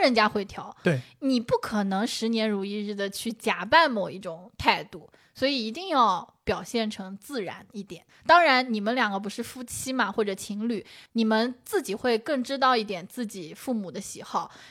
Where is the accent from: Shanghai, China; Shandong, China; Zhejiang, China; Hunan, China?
Zhejiang, China; Shaoxing; accent: Shaoxing Mandarin; moved away; 这就是我们的绍兴普通话